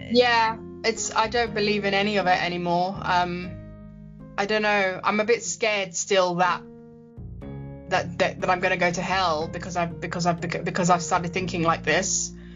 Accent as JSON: {"language": "English", "region": "London", "country": "United Kingdom", "tie": "born or raised there", "said": "I am British. I live in London, England. Uh, I love it here. I love my city. I love my country. And um, I was born and bred here."}